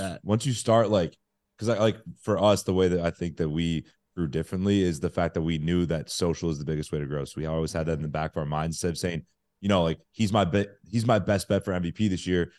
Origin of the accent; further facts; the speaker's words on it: the Bay Area, California, United States; moved away as an adult; also born or lived in Missouri / Chicago; now in New York, United States; I'm from the Bay